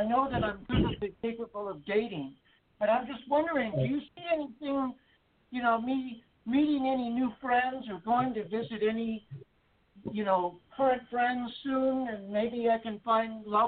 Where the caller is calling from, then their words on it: Texas, United States; I'm calling from Texas.